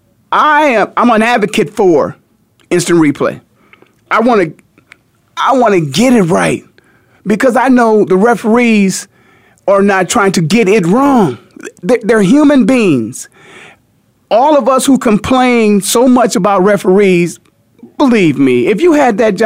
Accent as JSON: {"language": "English", "town": "Canton", "region": "Ohio", "country": "United States", "tie": "born or raised there", "moved": "yes", "lives_now": "Phoenix, United States", "said": "my hometown of Canton, Ohio"}